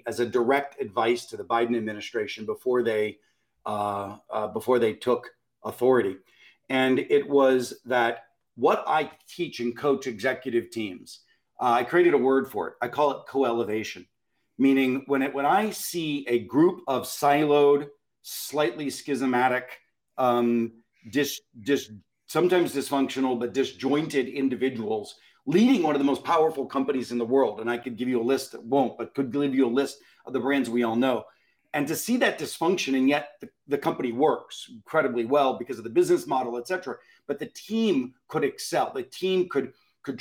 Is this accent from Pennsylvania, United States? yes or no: yes; Pittsburgh, Pennsylvania, United States; I grew up in Pittsburgh in the 70s